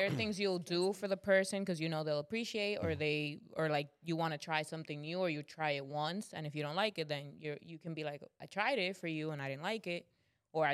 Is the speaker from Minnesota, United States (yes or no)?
no; New York City, New York, United States; We're from the Bronx.